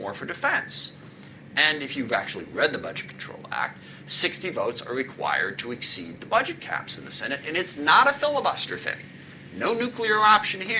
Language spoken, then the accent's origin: English; SeaTac, Washington, United States; I grew up in SeaTac